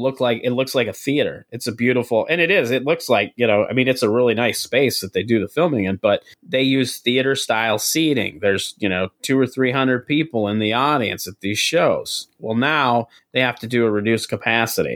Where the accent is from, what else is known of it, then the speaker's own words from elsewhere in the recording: South Dakota, United States; moved away as an adult; also born or lived in San Diego, California; now in St. Paul, United States; when I moved from South Dakota originally